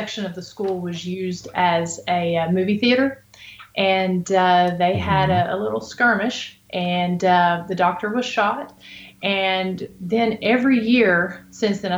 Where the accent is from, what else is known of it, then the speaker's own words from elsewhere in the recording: Appalachian Mountains, United States; now in Robbins, United States; I grew up in the Appalachian Mountains